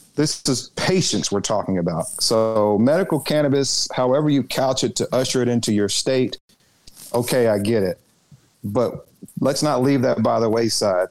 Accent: Arkansas, United States; also born or lived in Washington D.C.; my home state under he and his wife when I was a very young boy, and they attended my church

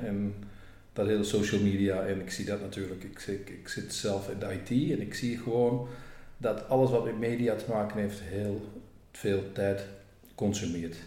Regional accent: Groningen, Netherlands; accent: Gronings; moved away as an adult; also born or lived in Flanders, Belgium; now in Belgium; ik spreek zelf ook nog dialect Gronings

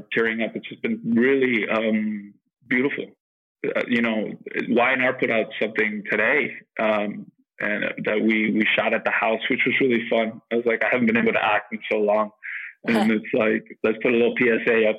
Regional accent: Miami, Florida, United States; moved away as an adult; also born or lived in New York; growing up in Miami, had a beautiful childhood

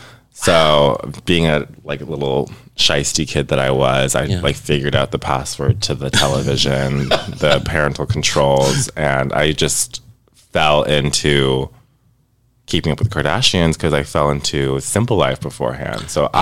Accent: Southern California, United States; I'm from Southern California

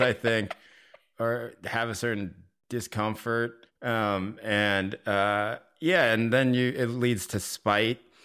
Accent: North Carolina, United States; moved away as an adult; also born or lived in Maine / New York City; I went to college in Maine, and I grew up in North Carolina

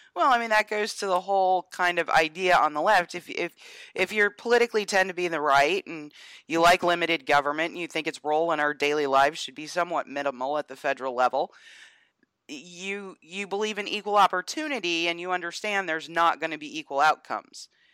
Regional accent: Northeast, United States; also born or lived in the South (US); now in US South; I'm from the Northeast and we don't have good teams up there really, so college football isn't the thing that it is where I live here in the South

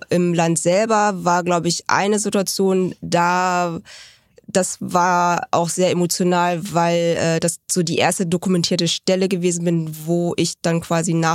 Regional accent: Seoul, South Korea; born there; Äh, ich komme aus Südkorea, Seoul.

